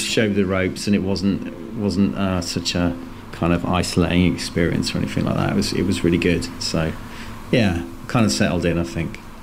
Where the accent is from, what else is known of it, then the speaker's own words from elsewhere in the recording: Worcester, West Midlands, United Kingdom; moved away as an adult; also born or lived in Cardiff / Bristol; now in London, United Kingdom; I'm originally I was born in Worcester